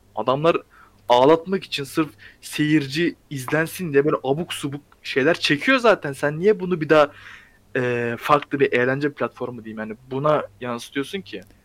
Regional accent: Ankara, Turkey; Ben Ankaralıyım zaten.

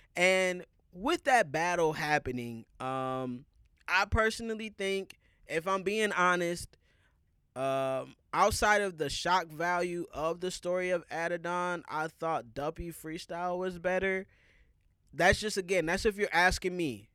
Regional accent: Minnesota, United States; as a Minnesotan

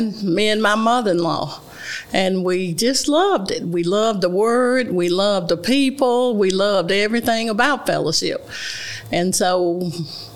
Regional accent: Byhalia, Mississippi, United States; moved away as an adult; now in Memphis, United States; I was born in Memphis, Tennessee, and I was raised by my grandparents in Byhalia, Mississippi. And I grew up there

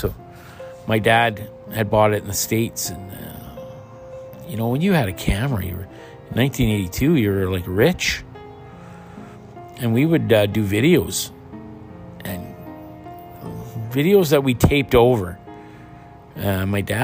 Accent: Pine Falls, Manitoba, Canada; moved away; my hometown of Pine Falls

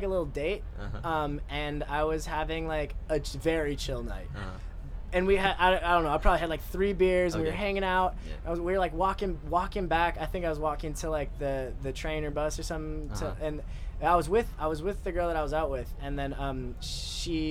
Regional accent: Wisconsin, United States; moved away; I'm from a small town in Wisconsin

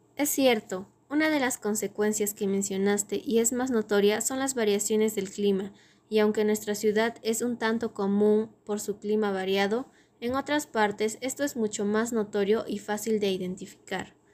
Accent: Arequipa, Peru; nací y vivo en la República Independiente de Arequipa

